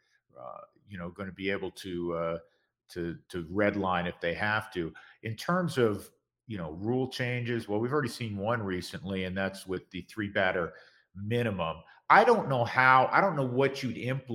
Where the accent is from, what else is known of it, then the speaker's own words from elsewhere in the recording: the East, East Coast, United States; moved away; we're both originally from the East